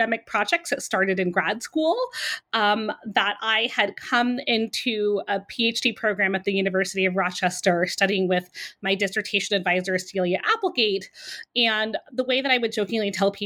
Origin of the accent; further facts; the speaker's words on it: Vienna, Austria; moved away; I grew up in Vienna, Austria.